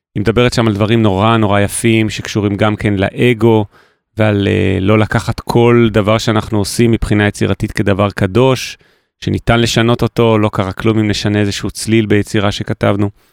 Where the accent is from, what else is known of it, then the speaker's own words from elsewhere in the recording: Jerusalem, Jerusalem District, Israel; ששנינו מכירים כירושלמים, אה, מיתולוגיים בעצמנו